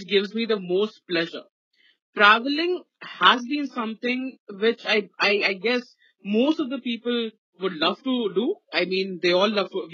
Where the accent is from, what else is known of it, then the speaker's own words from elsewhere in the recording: Ranchi, Jharkhand, India; I'm from Ranchi. So from here, from Ranchi